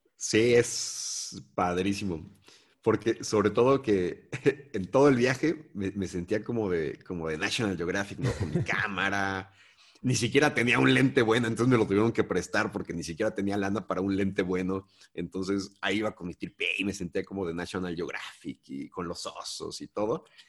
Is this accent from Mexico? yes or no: yes; Mexico; vengo de México